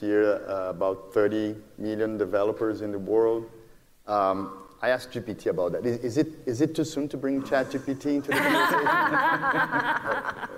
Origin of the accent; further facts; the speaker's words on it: Brazil; moved away as an adult; now in United States; Brazil because it's my home country, although I've been in the U.S. for more than 15 years